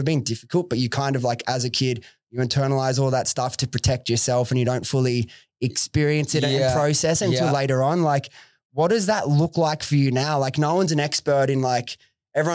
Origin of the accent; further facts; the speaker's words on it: Sydney, New South Wales, Australia; I grew up in Western Sydney myself, Preston, so like near Liverpool area